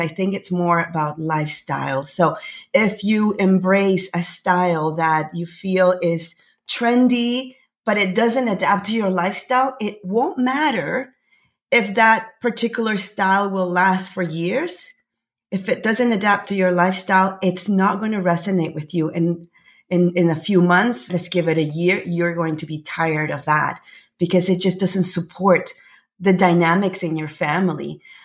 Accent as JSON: {"language": "English", "country": "Panama", "moved": "yes", "lives_now": "Canada", "said": "I'm from Panama, actually. I'm originally from Panama. I live in Canada"}